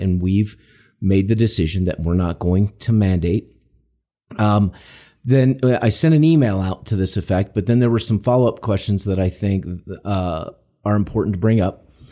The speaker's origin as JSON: {"language": "English", "country": "United States", "said": "we're Americans, we're American citizens"}